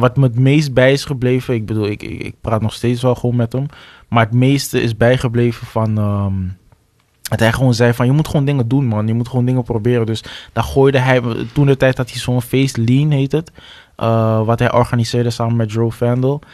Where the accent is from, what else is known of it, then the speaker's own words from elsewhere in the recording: Amsterdam, North Holland, Netherlands; waar ik vandaan kom, de Belmer